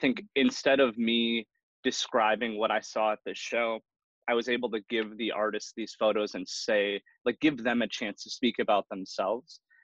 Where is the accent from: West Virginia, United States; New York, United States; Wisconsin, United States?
Wisconsin, United States; Milwaukee; I was born and raised in Milwaukee.